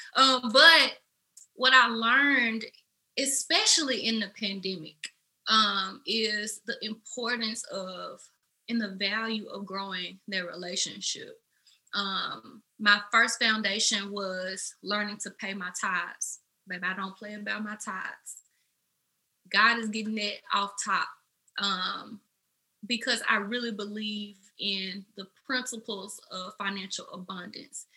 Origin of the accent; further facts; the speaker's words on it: Memphis, Tennessee, United States; I am from Memphis, Tennessee, as you can probably tell by my accent.